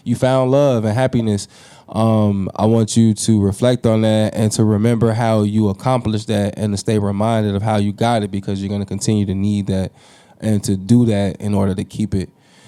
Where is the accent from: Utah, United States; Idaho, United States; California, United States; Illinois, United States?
Illinois, United States; DeKalb; I come from DeKalb just like you, so I know what that drive is like.